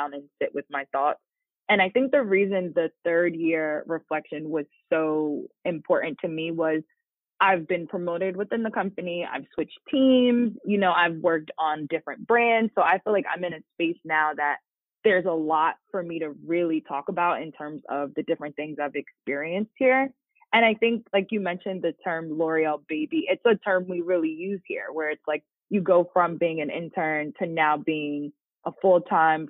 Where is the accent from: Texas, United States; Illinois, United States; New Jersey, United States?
New Jersey, United States; I'm from New Jersey, born and raised in Jersey, went to college in New Jersey, still live in New Jersey